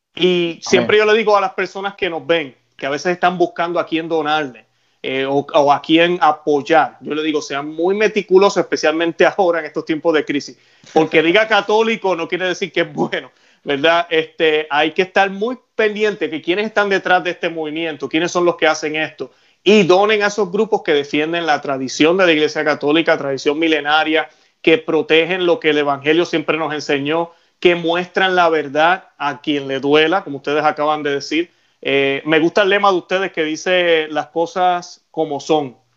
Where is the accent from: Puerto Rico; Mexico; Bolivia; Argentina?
Puerto Rico; Yo soy puertorriqueño